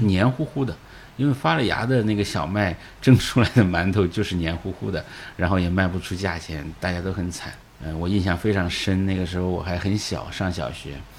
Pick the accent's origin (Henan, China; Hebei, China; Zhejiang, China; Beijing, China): Henan, China; northern; now in Shanghai, China; 长源县就是我老家隔壁